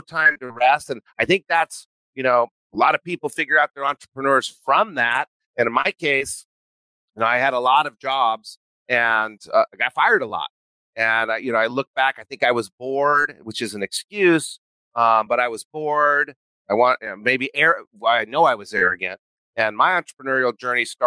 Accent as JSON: {"language": "English", "region": "New Mexico", "country": "United States", "tie": "born or raised there", "said": "I grew up in New Mexico"}